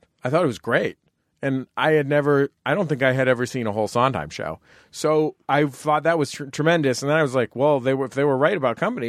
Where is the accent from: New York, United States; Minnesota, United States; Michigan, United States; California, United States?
California, United States; San Francisco; I'm from San Francisco.